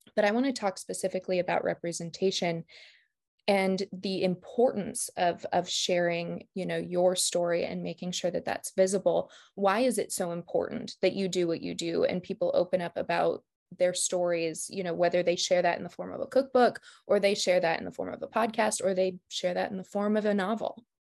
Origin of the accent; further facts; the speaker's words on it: Martin, South Dakota, United States; I grew up in Martin, South Dakota